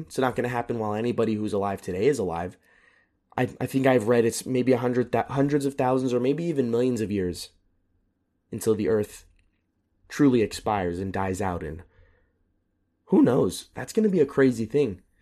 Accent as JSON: {"language": "English", "country": "United States", "moved": "yes", "lives_now": "Europe", "said": "I am very proud and very grateful to be an American"}